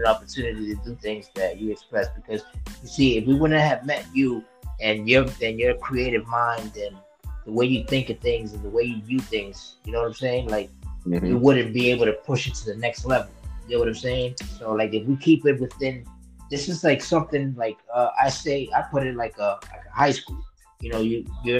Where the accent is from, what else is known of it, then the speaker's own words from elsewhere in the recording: New York City, New York, United States; I grew up way down in Brooklyn, New York.